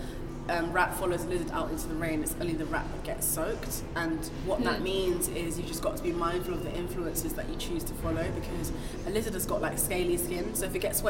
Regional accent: Nigeria; first language Igbo; English is a second language; I'm Nigerian, which is West Africa, and my Nigerian mother raised me in the Igbo language.

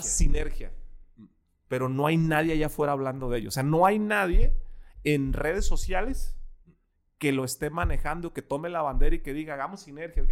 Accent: Ensenada, Baja California, Mexico; moved away as an adult; now in Guadalajara, Mexico; Yo nací en Ensenada, Baja California. Crecí a los 23 años, me vine

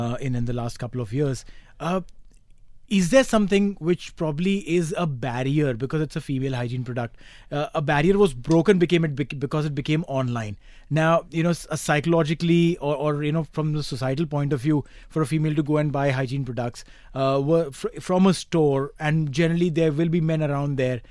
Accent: India; moved away; I come from India

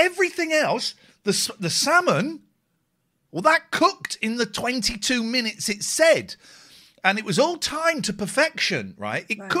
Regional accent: Bradford, Yorkshire and the Humber, United Kingdom

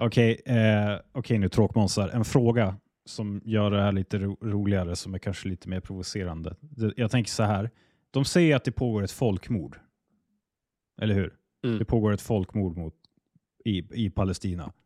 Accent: Sweden; jag är svensk och jag bor i Sverige

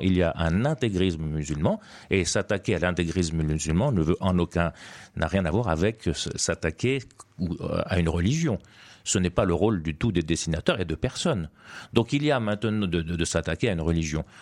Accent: Tunisia; moved away as an adult; Je suis né effectivement en Tunisie

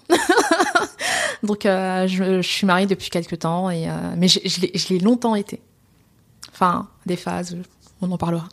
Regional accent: France; also born or lived in Seine-Saint-Denis, France; je suis française d'origine sénégalaise

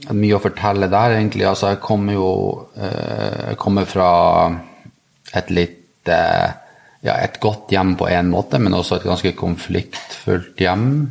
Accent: Narvik, Nordland, Norway; now in Oslo, Norway; Jeg er nordlending. Jeg kommer fra Narvik opprinnelig jeg bor i Oslo.

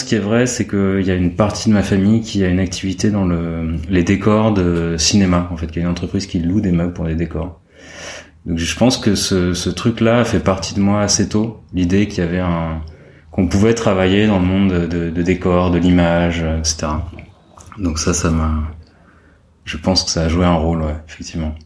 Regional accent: Paris, Île-de-France, France; j'ai grandi à Paris.

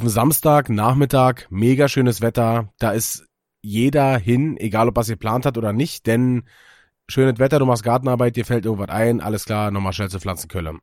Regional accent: Germany; wir als Deutsche

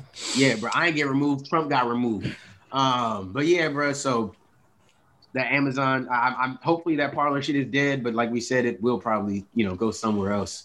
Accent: Philadelphia, Pennsylvania, United States; I grew up you know in Philly

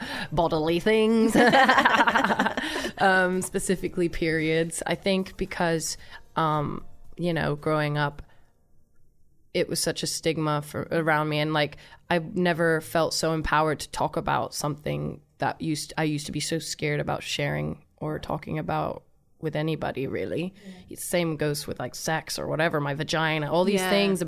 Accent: Thailand; We me and my family, we grew up in Thailand.

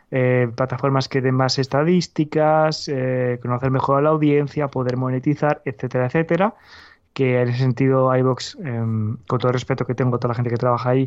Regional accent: Valladolid, Castile and León, Spain; born there; Sí, perdón, nacido en Valladolid, efectivamente, no soy ciudadano del mundo.

